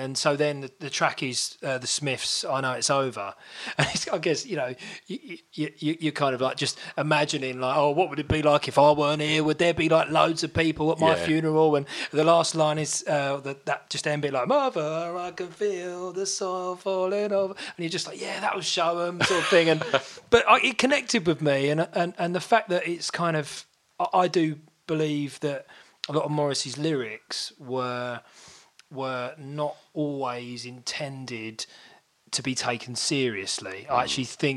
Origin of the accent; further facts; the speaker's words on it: Basildon, East of England, United Kingdom; I was born in Basildon